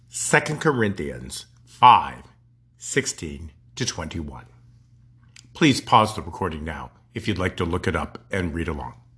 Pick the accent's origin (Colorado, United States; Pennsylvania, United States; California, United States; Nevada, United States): Colorado, United States; moved away as an adult; also born or lived in Nebraska; I was from Colorado